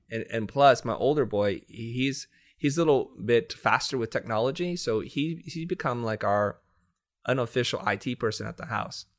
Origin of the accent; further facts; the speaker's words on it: United States; I grew up poor in the United States